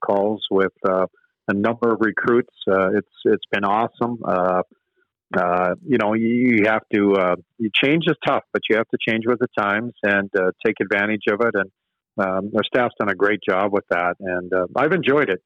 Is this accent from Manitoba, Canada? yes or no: yes; Manitoba, Canada; I grew up in Manitoba